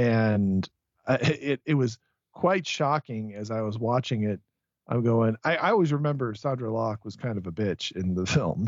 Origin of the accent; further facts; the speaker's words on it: Tucson, Arizona, United States; you and I grew up in Tucson